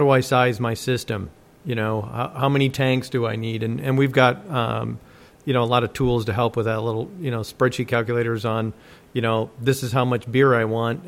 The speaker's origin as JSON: {"language": "English", "town": "Dubuque", "region": "Iowa", "country": "United States", "tie": "born or raised there", "moved": "yes", "said": "Dubuque, Iowa is where I grew up"}